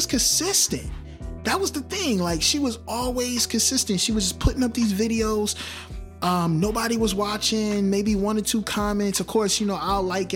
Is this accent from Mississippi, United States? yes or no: no; Newark, New Jersey, United States; I'm from Newark, New Jersey